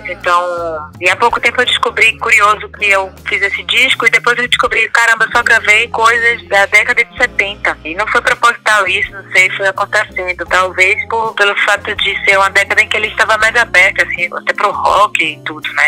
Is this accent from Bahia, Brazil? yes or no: yes; Salvador, Bahia, Brazil; Eu, eu moro aqui na Cidade Baixa, né? Sou da Baixa de Bonfim e sempre adorei tudo aqui. É, cresci aqui na Ponta do Maitá, Ponto Sol do Maitá, a Ribeira.